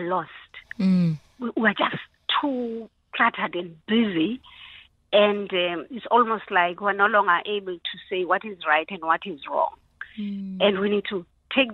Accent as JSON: {"language": "English", "country": "South Africa", "said": "as a South African society"}